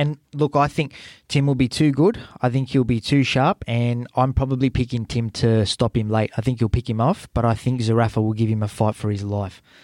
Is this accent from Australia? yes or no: yes; Australia; as an Australian